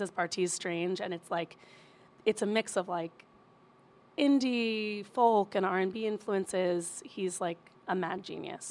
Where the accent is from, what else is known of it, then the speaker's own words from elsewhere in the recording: Princeton, New Jersey, United States; moved away as an adult; also born or lived in Bronx, New York; now in Queens, New York, United States; born in the Bronx, raised in Jersey, stay pretty close.